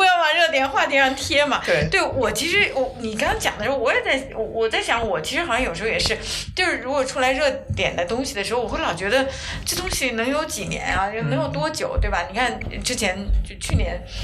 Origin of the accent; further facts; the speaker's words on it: China; 我们是中国人嘛